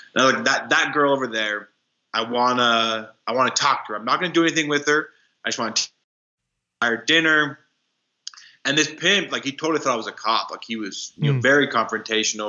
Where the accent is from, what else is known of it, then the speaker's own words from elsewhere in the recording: Wyoming, United States; moved away as an adult; also born or lived in Dominican Republic; I grew up in Wyoming